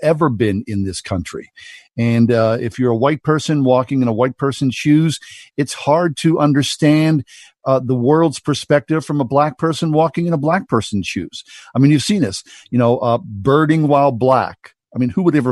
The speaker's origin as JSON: {"language": "English", "town": "Swissvale", "region": "Pennsylvania", "country": "United States", "tie": "born or raised there", "said": "how I was raised in Swissvale in the 1960s and 70s"}